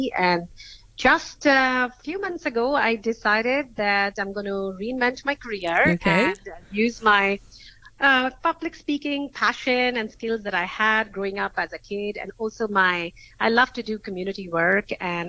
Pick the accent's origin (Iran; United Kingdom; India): India; moved away as an adult; also born or lived in United States; now in Hong Kong; I was born and raised in India